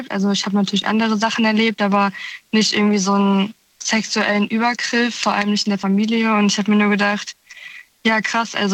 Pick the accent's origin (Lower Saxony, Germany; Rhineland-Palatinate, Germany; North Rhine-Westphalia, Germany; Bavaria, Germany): Rhineland-Palatinate, Germany; Münstermaifeld; ich komme aus der Nähe von Koblenz, ein äh, Münster-Maifeld heißt der Ort.